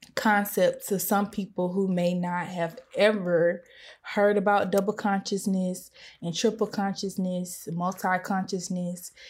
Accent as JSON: {"language": "English", "country": "United States", "said": "I have been aware of the double consciousness that I have as a black person and as a pers-, and as an American."}